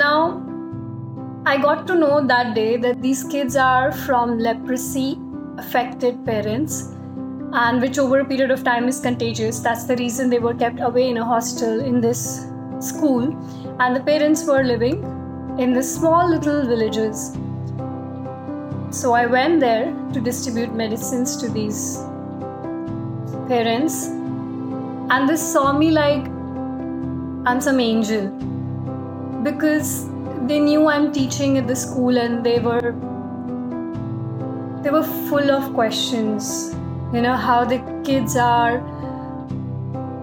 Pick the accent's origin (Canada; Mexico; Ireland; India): India; Delhi; moved away; I never hugged my teacher back in a disciplined school in Delhi when I was growing up